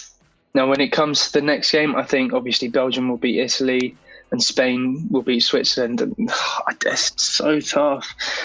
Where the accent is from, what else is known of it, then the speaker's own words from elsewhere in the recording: England, United Kingdom; as an Englishman